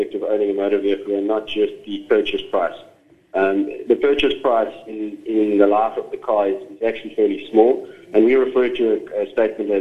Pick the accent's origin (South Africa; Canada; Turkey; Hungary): South Africa; I'm a South African